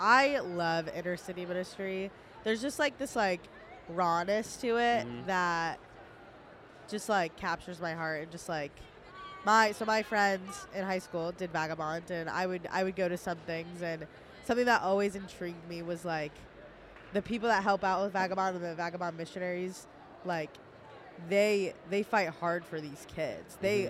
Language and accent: English; Columbus, Ohio, United States; but she knew that I was from Columbus.